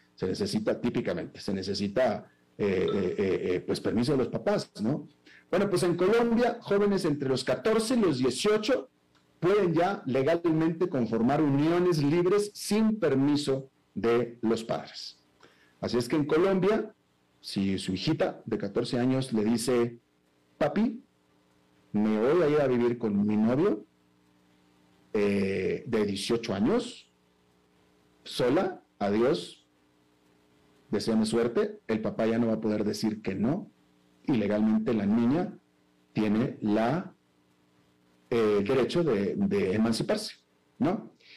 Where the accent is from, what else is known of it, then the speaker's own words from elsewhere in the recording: Mexico; also born or lived in United States; now in Central America; yo soy un mexicano que vivió más de dos décadas en Estados Unidos y que ahora vive en Centroamérica